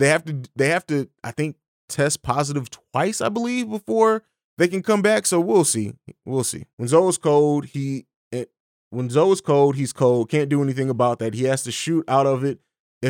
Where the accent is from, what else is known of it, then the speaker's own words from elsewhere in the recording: Italy; also born or lived in Germany / St. Louis; now in Columbus, United States; I grew up overseas in Italy and Germany, and then lived in St. Louis for about 12 years before I moved here. I live in Columbus, Ohio now.